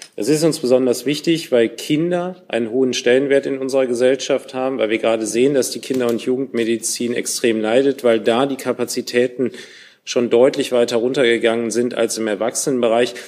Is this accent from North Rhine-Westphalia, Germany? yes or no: yes; Cologne, North Rhine-Westphalia, Germany; als Kölner